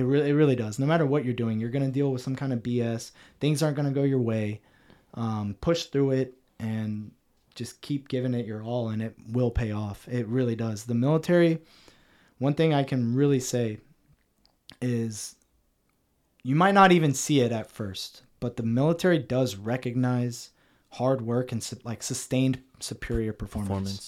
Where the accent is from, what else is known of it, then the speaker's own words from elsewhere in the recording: Cincinnati, Ohio, United States; moved away as an adult; also born or lived in Columbus, Ohio / Kadena; now in San Antonio, United States; I come from Cincinnati, Ohio, uh, hardworking Midwestern family.